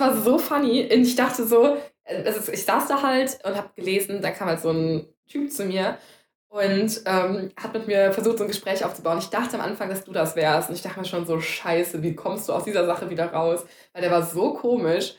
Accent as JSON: {"language": "German", "town": "Cologne", "region": "North Rhine-Westphalia", "country": "Germany", "said": "wir sind ja beide Kölner, ne? wir sind zwei Kölsche"}